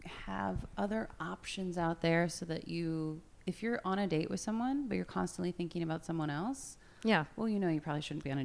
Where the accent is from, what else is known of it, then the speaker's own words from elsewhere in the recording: central Pennsylvania, United States; moved away as an adult; now in France; Originally from central Pennsylvania. Been in France for 15 years.